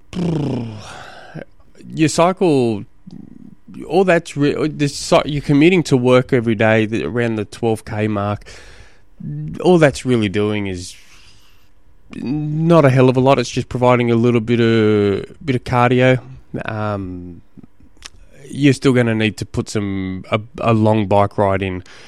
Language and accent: English; Australia; I'm an Australian, an Aussie.